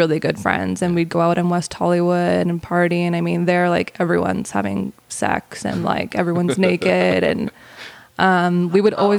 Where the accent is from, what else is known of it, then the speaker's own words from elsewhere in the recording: Calgary, Alberta, Canada; moved away as an adult; also born or lived in Los Angeles; now in Calgary, Canada; So I am born and raised in Calgary, I moved to LA in 2014.